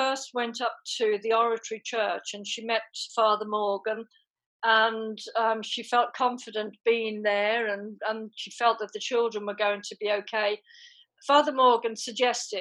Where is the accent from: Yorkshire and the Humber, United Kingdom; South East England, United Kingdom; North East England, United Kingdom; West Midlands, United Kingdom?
West Midlands, United Kingdom; Birmingham; also born or lived in Ireland; I came to Birmingham when I was 10, and very, very briefly, I was born in Ireland